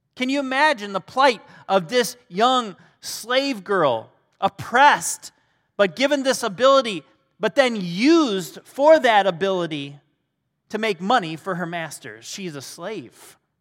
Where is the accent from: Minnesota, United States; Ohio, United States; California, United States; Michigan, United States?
Michigan, United States; I grew up in Michigan